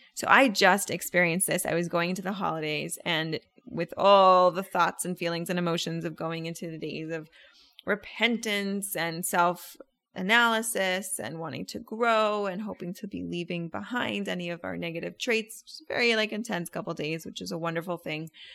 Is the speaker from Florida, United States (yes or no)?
yes; Orlando, Florida, United States; I'm from Orlando